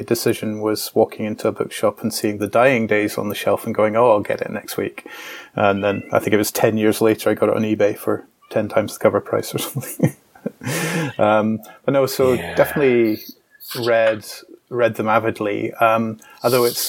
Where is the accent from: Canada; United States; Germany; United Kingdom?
United Kingdom; Scotland; also born or lived in Glasgow; as a Scottish person